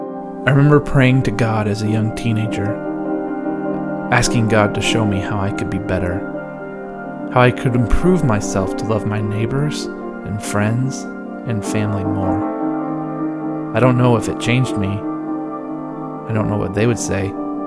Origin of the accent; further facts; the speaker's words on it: the South, United States; I was raised in the South as an evangelical Christian, even though my mom was a Jew who had converted before meeting my dad.